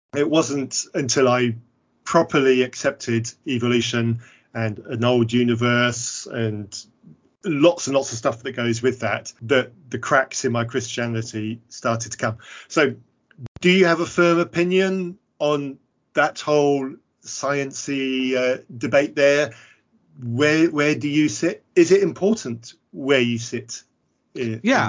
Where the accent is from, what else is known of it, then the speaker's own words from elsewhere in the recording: England, United Kingdom; I'm clearly English